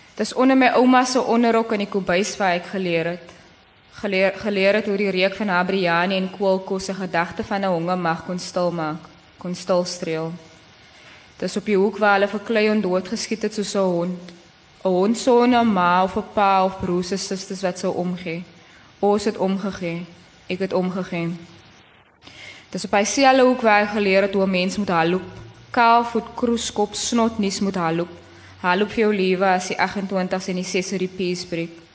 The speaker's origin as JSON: {"language": "Afrikaans", "town": "Cape Town", "region": "Western Cape", "country": "South Africa", "tie": "born or raised there", "accent": "Kaaps", "said": "ek het in in Kaaps in groot geword"}